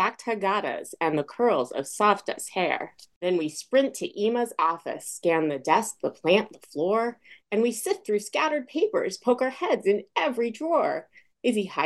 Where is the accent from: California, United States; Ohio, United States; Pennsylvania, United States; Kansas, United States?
California, United States; Foster City; also born or lived in Smithtown, New York; my parents moved to the Bay Area in California, Foster City, when I was 2 years old, 2.5. And then I grew up out in the Bay Area